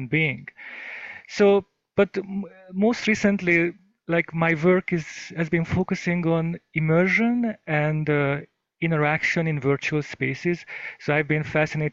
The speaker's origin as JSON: {"language": "English", "country": "Hungary", "tie": "born or raised there", "moved": "yes", "lives_now": "United States", "said": "I grew up in Hungary"}